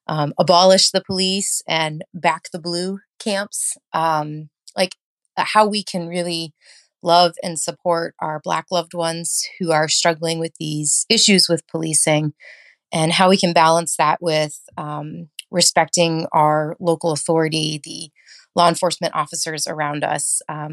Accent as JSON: {"language": "English", "town": "Chicopee", "region": "Massachusetts", "country": "United States", "said": "I'm from Chicopee, Massachusetts"}